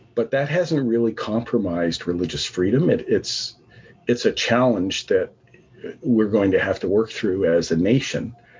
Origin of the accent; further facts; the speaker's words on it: Canada; also born or lived in Vancouver; My parents uh, came to Canada from Barbados. And um, so I, I was the first member of my family that was born in Canada.